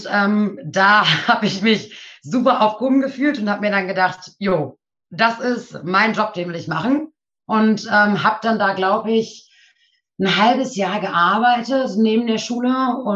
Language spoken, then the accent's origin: German; Nienburg, Lower Saxony, Germany; born there; ich bin 24 Jahre alt, komme gebürtig aus Nienburg, wohne mittlerweile auch wieder in Nienburg.